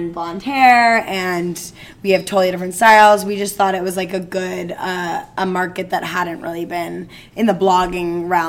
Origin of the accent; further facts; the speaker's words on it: Bedford, New York, United States; Yeah, and we grew up in Bedford, New York, to be a little more specific about the Westchester.